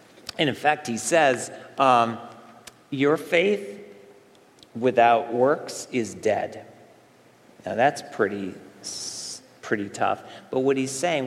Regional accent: Central New York State, United States; moved away; I went back to where I grew up, our summer compound camp there in Central New York State. I went back to the area where I grew up.

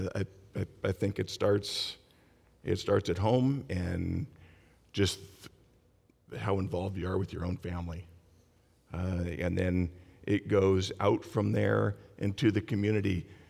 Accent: Long Beach, California, United States; I was born and raised in Long Beach. I worked, retired, still live in Long Beach

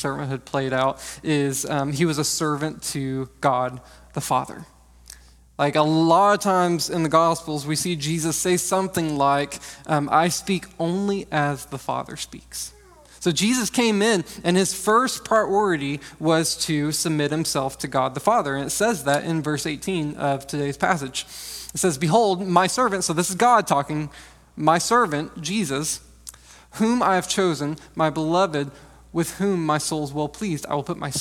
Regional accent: Texas, United States; I'm from Texas

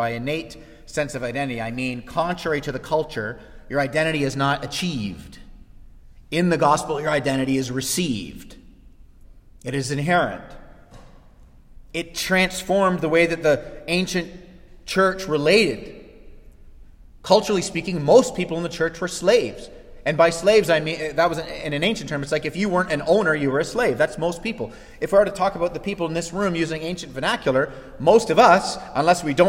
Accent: Canada; as Canadian citizens

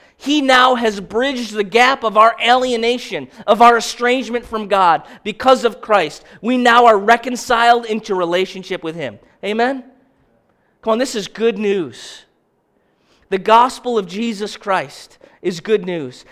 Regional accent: Baldwinsville, New York, United States; I'm from Baldwinsville

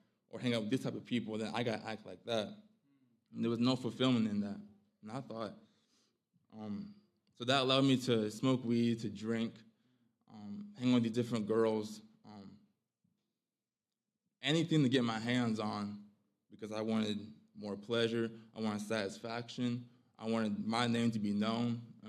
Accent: Phoenix, Arizona, United States; now in Polk County, United States; I'm 22 years old. I'm originally from Phoenix, Arizona. But my family and I, we moved over to a small town, Polk County, North Carolina.

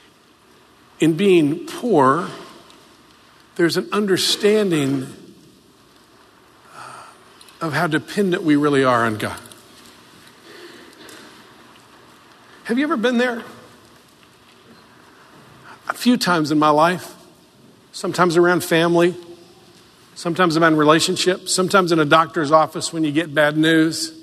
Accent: the South, United States; I grew up in the South.

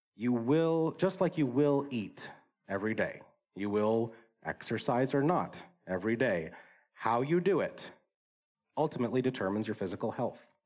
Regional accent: Wisconsin, United States; I grew up in Wisconsin

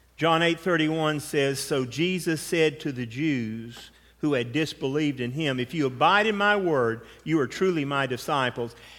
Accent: United States; Being American

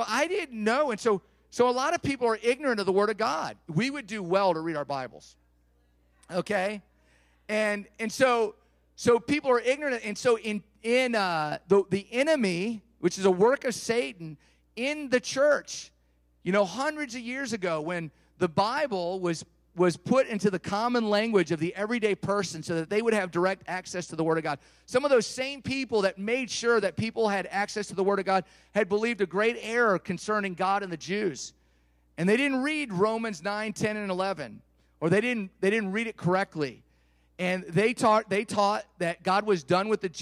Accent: United States

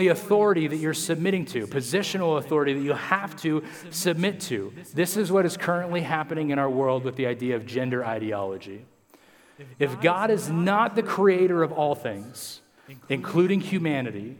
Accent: United States; we as Americans

